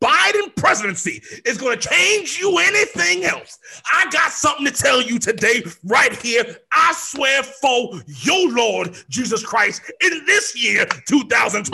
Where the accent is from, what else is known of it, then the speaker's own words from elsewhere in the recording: United States; I am an American. I was born here